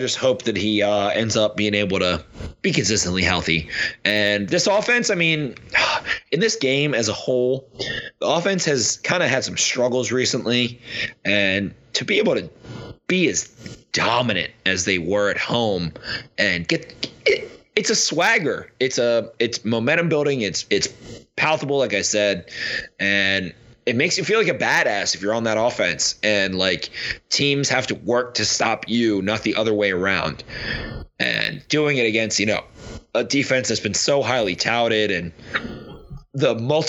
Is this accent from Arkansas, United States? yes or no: no; Maryland, United States; I'm from Maryland. I like Baltimore. I like Ravens. I like Orioles.